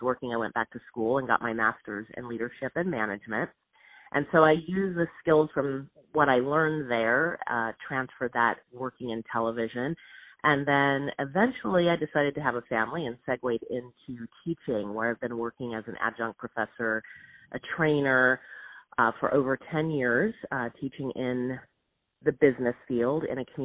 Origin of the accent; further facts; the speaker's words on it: Southern California, United States; I grew up in Southern California